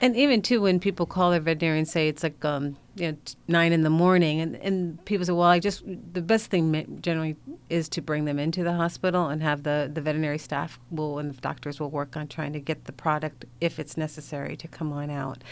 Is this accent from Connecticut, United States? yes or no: yes; Hartford, Connecticut, United States; I'm from Hartford, so I'm from a uh, Connecticut native